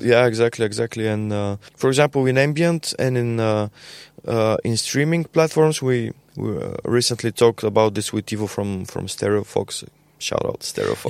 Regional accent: Bulgaria; We are from Bulgaria

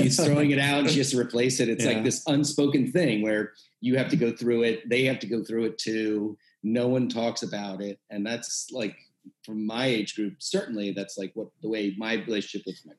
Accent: Maryland, United States; I'm from Maryland, and that was a huge part of my childhood

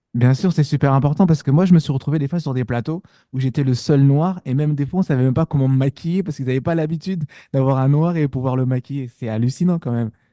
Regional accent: Montfermeil, Île-de-France, France; j'ai grandi dans les cités, je viens de Montfermeil, euh, dans le 93

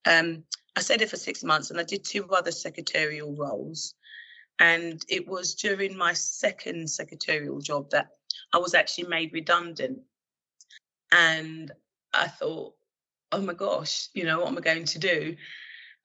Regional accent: Ilford, London, United Kingdom; also born or lived in Romford; I was born in Romford. brought up in Ilford, and I currently live in Chingford.

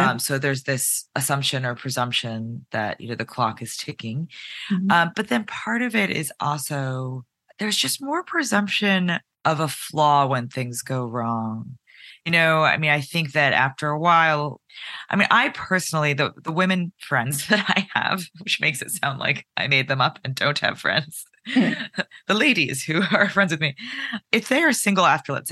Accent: White Plains, New York, United States; I'm from White Plains, which is about a 25-minute train ride north of the city

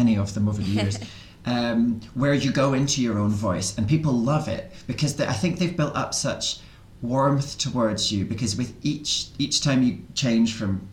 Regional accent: Scotland, United Kingdom; I'm Scottish, and we in Scotland always think our accent's very hard for people

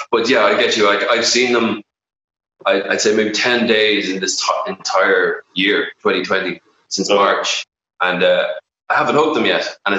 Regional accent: Dublin, Leinster, Ireland; moved away as an adult; also born or lived in Mayo; I just had a great childhood growing up in Dublin.

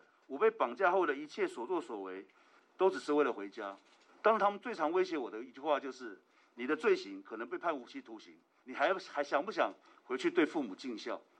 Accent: Taiwan; 我的祖国，我的家乡台湾，

